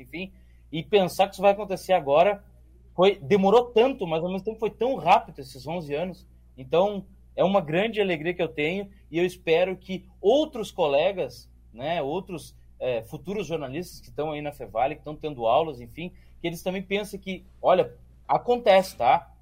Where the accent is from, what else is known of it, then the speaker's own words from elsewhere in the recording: Gaúcho, Rio Grande do Sul, Brazil; eu sou gaúcho